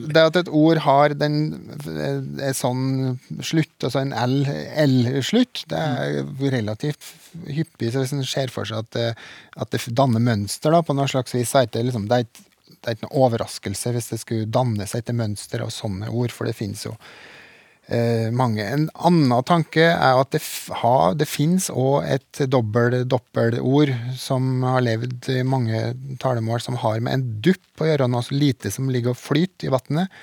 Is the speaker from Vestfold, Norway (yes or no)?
no; Trøndelag, Norway; Eneeier sier ørdobla, ja. Så jeg er vel trønder nok